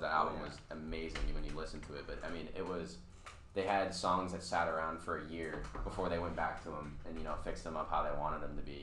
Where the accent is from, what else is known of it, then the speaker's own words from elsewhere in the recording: Ohio, United States; moved away; I'm from Ohio